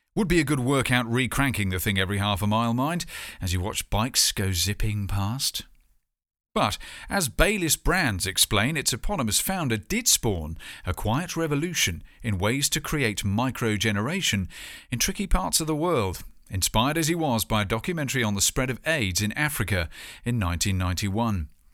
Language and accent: English; United Kingdom